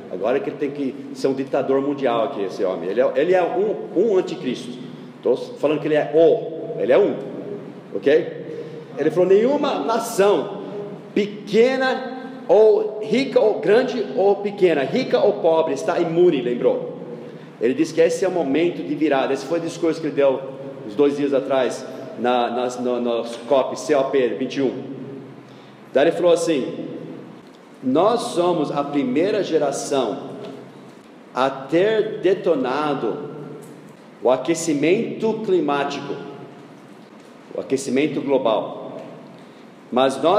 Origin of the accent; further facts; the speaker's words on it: United States; Eu não defendo os Estados Unidos ah, porque eu defendo os Estados Unidos porque eu sou americano.